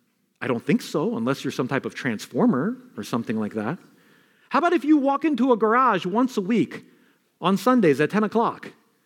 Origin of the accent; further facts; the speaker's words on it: Queens, New York, United States; also born or lived in Bronx, New York; because I was born in the Bronx, I grew up in Queens, and I could talk like this all day.